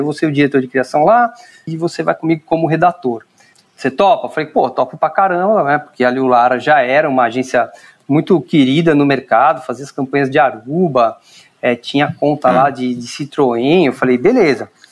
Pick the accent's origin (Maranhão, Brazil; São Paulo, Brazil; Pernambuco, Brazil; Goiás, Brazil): São Paulo, Brazil; eu sou natural de São Paulo mesmo, nasci no Ipiranga